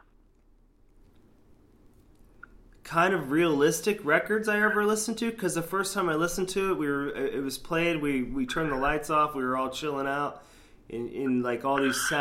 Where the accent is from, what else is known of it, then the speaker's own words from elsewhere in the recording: Sarasota, Florida, United States; now in Gainesville, United States; I grew up in Sarasota, Florida